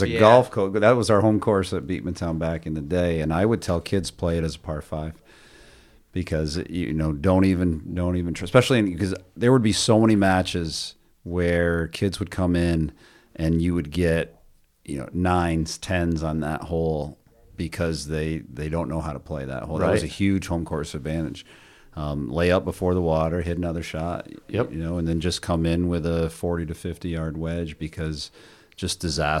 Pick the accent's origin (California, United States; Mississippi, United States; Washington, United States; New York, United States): New York, United States; Cliff Haven; So I grew up at Bluff Point. So I grew up in Cliff Haven.